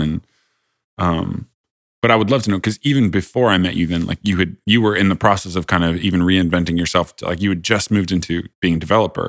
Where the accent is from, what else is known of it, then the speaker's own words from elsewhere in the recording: Indiana, United States; I grew up in Indiana